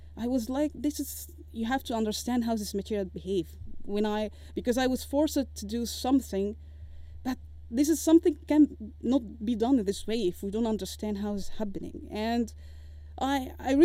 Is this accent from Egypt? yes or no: yes; Egypt; moved away as an adult; I left Egypt, because of course all respect to my home country